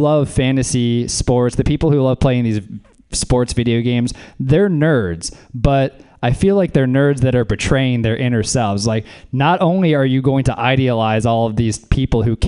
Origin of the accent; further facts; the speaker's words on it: Louisiana, United States; moved away; I'm from Louisiana, actually. I was raised by a hippie down south